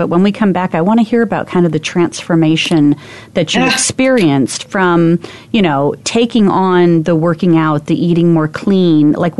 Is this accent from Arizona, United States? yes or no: yes; Arizona, United States; I'm from Arizona